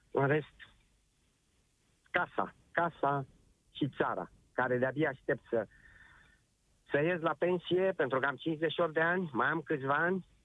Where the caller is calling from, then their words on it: Spain; Bun, ce vreau să vă văd, sunt din Spania. Vreau să transmit și eu un, uh, un mesaj celor din țară, să stea acasă.